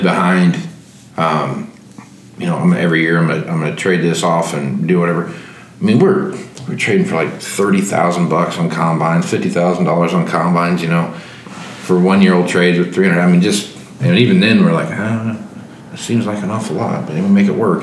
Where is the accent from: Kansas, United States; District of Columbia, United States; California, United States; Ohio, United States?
Kansas, United States; Wichita; I grew up in Wichita and, and in Kansas there